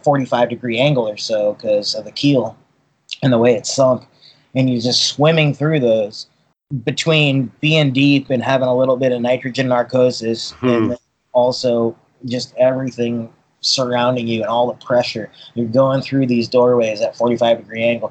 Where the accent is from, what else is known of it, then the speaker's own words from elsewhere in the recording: Boston, Massachusetts, United States; also born or lived in Poland / Newport, Rhode Island; now in Kauai, United States; I was born in Poland, actually. I grew up in Boston